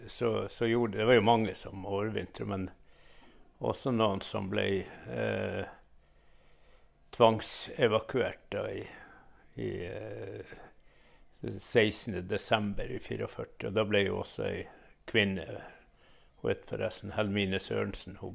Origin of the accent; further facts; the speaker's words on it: Veinesklubben, Finnmark, Norway; also born or lived in Kjøllefjord; jeg vokste opp eh, på vestsida av Laksefjorden på en liten sjøsamisk bygd som heter Veinesklubben.